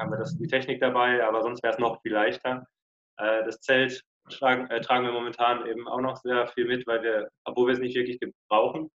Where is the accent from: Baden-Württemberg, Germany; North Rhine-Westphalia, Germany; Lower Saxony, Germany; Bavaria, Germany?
Baden-Württemberg, Germany; Lörrach; moved away; Südwestdeutschland, also der südwestlichste Punkt Deutschlands, wo man sein kann, der heißt Lörrach